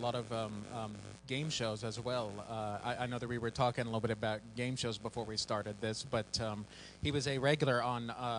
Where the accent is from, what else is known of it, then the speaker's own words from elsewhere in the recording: Kansas City, Missouri, United States; Walt Disney's from Kansas City, my hometown.